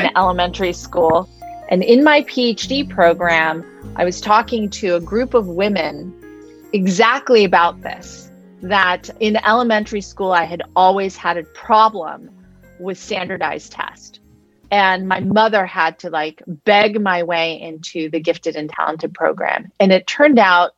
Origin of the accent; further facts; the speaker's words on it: Palo Alto, California, United States; moved away; I'm from Palo Alto